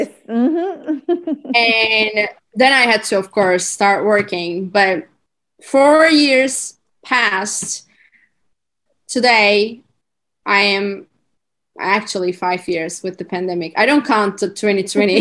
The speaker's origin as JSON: {"language": "English", "country": "Turkey", "also_born_or_lived": "California", "second_language": "English", "moved": "as an adult", "said": "I'm currently in Turkey and I'm from Turkey"}